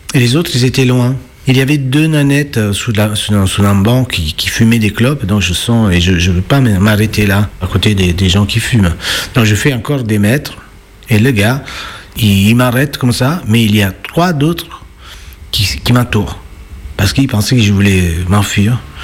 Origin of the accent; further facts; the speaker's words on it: Naples, Campania, Italy; French is a second language; moved away as an adult; now in Lyon, France; je suis italien napolitain même.